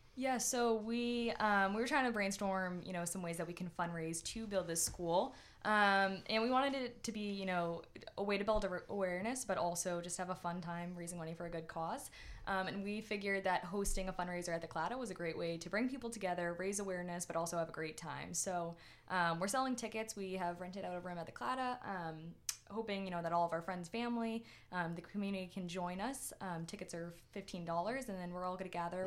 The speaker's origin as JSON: {"language": "English", "town": "Winchester", "region": "Massachusetts", "country": "United States", "tie": "born or raised there", "said": "I grew up in Winchester"}